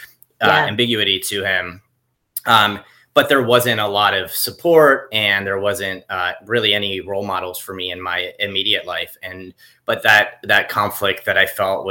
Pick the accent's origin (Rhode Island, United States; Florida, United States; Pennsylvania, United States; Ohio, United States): Florida, United States; South; I grew up in South Florida